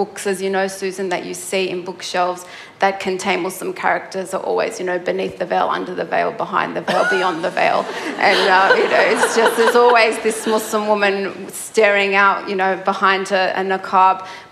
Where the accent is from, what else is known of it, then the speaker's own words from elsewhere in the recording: Melbourne, Victoria, Australia; I grew up in Melbourne.